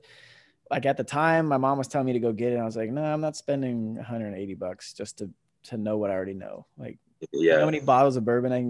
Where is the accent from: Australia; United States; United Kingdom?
United States; Kissimmee, Florida; moved away as an adult; also born or lived in New Jersey; I was born in New Jersey. We moved to Florida when I was 5, so I grew up in Kissimmee, just south of Poinciana.